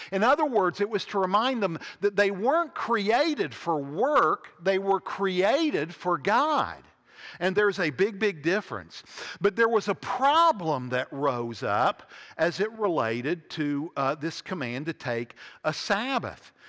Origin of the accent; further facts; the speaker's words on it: Huntington, West Virginia, United States; When I was growing up in Huntington, West Virginia, in the nineteen seventies